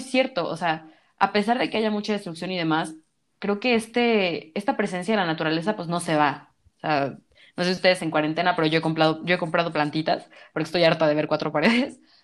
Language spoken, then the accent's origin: Spanish; Mexico; Yo soy mexicana